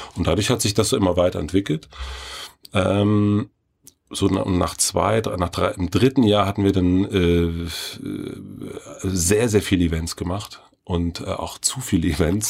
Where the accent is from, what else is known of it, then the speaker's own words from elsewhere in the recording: near Elsterwerda, southern Brandenburg, Germany; moved away; aus Südbrandenburg. Ähm, das ist äh, der größere Ort heißt Elsterwerder. Ah. Und dann aus dem Kaff da.